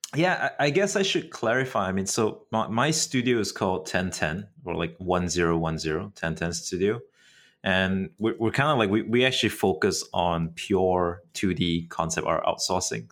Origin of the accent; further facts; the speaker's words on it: Malaysia; Malaysia is unique in that sense because, uh, we're quite English educated